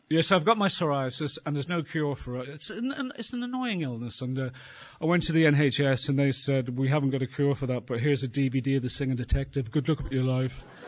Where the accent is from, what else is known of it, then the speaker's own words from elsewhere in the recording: Ireland; being Irish